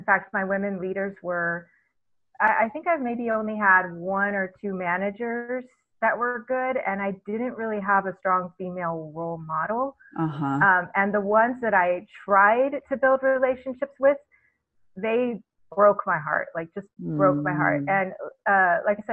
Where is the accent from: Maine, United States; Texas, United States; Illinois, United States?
Texas, United States; growing up in Texas and I went to an evangelical school.